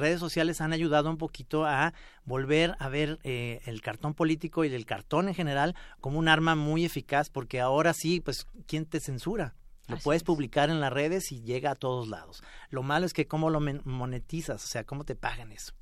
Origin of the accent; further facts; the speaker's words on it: Mexico; como los mexicanos tenemos esa capacidad de reírnos